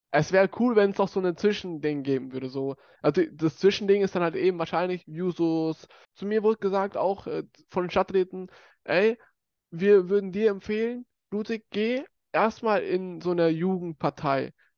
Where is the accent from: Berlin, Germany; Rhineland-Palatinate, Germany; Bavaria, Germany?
Bavaria, Germany; accent: Bavarian; mich voll deutsch fühle und auch hier geboren und aufgewachsen bin